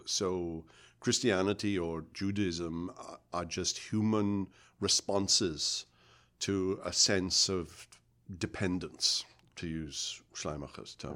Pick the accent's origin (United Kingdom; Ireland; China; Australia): United Kingdom; moved away; I grew up in Britain